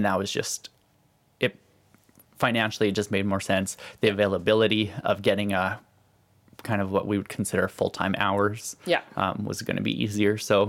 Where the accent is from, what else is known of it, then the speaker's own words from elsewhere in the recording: Saskatchewan, Canada; We still grew up in the West, and even though we're from Saskatchewan, it's still, this seems a lot closer to home than Vancouver or Toronto or Montreal.